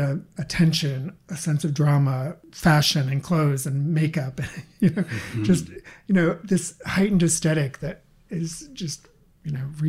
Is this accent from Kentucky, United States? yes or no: no; Bangor, Maine, United States; growing up in Bangor, you know, without the internet, without cable TV and all